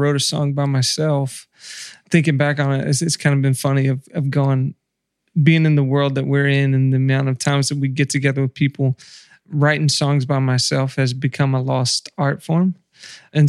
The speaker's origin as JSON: {"language": "English", "region": "the South", "country": "United States", "tie": "born or raised there", "said": "growing up in the South and being in church"}